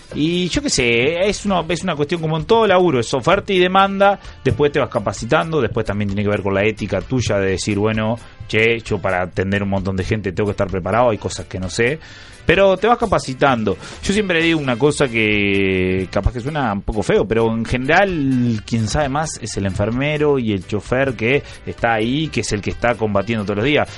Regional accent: Florida, Uruguay; moved away as an adult; also born or lived in Montevideo; yo soy de Florida

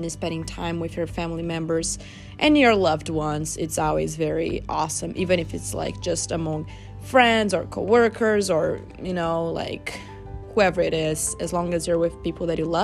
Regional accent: Brazil; now in United States; we are from Brazil

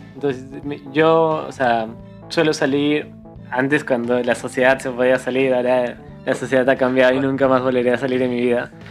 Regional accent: Cusco, Peru; nosotros, como siempre lo mencionamos varias veces, somos de Cusco

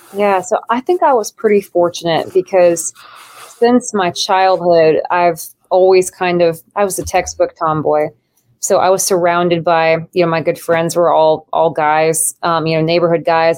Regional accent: Nebraska, United States; moved away; I'm from Nebraska originally

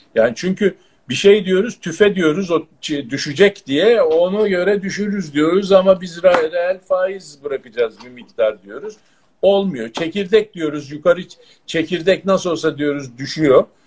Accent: Turkey; biz yani Türk'üz

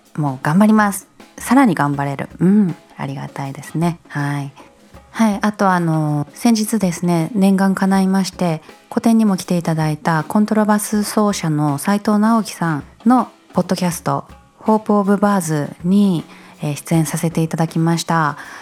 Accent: Japan; 私はこの日本に生まれてよかった

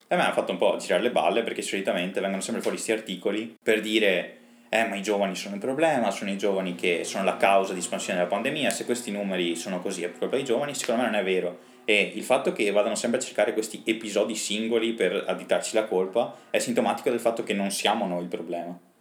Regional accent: Rovigo, Veneto, Italy; Noi siamo di Rovigo

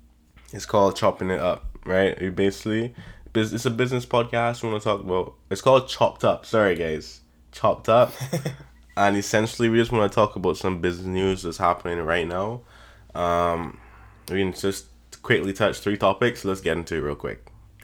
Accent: Barbados; I'm from Barbados still.

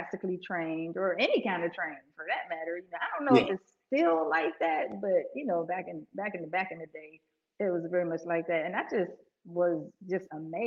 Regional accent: Pittsburgh, Pennsylvania, United States; also born or lived in Aliquippa, Pennsylvania; I'm from Pittsburgh originally, Pennsylvania

